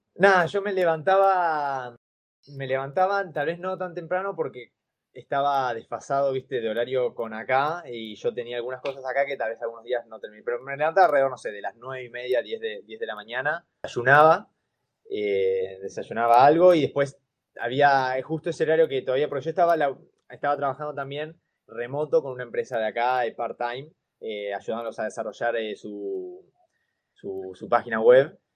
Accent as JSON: {"language": "Spanish", "country": "Argentina", "also_born_or_lived": "Finland", "moved": "as an adult", "said": "yo soy un argentino viviendo en Finlandia"}